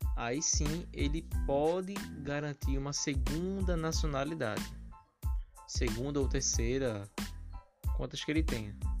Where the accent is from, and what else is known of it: Brazil